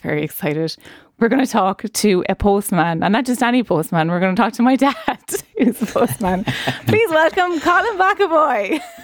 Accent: Ireland; our history as Irish people

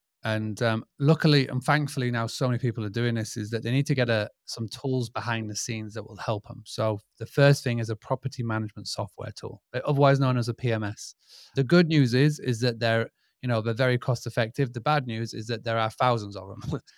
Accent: Scarborough, Yorkshire and the Humber, United Kingdom; I'm from United Kingdom, England, from a little town called Scarborough. And basically, who am I and what do I do? So I was born pretty much in this game of hospitality. I grew up on a 200-acre farm stay, bed and breakfast in the United Kingdom.

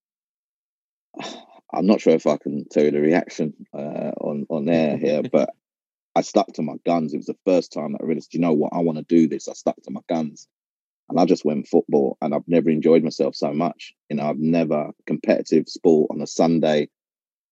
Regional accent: London, United Kingdom; I'm an East London boy. I was born in East London and schooled in East London and played in East London.

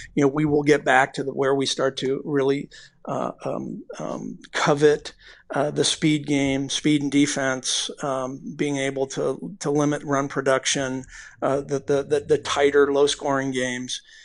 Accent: Bay Area, California, United States; now in Phoenix, United States; we're both from the Bay Area, we're both, both, uh, you know, Bay Area guys

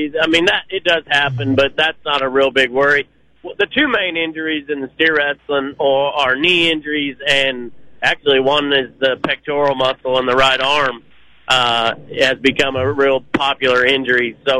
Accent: Oklahoma, United States; like, we're from Oklahoma, so it's quite a ways for us to come up here, but we try to come up here every year

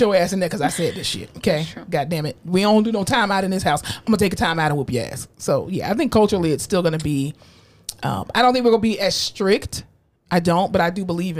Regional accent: Florida, United States; now in Texas, United States; I'm from Florida

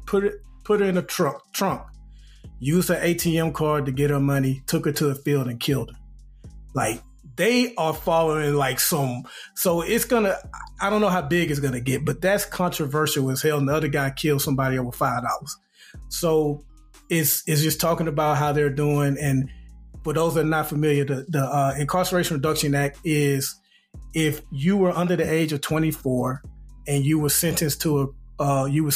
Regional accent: Alabama, United States; growing up in Alabama

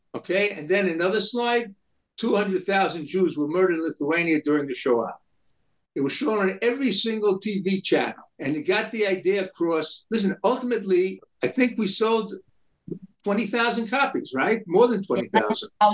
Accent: New York City, New York, United States; I grew up in New York City in Brooklyn

